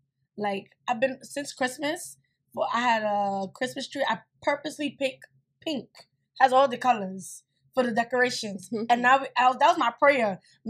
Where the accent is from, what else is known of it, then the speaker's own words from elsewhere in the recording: United States; where we discuss our lives as first American Nigerian generation.